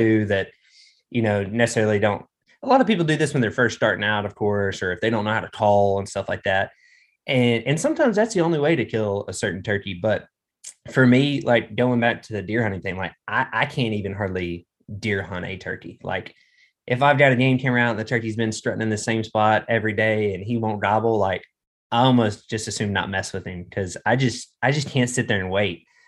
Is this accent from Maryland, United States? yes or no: no; Arkansas, United States; also born or lived in Colorado; grew up in Arkansas, I've been here my whole life